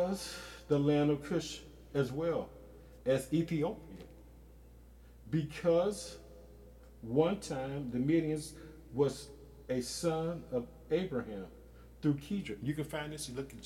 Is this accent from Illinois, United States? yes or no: yes; Illinois, United States; my home state of Illinois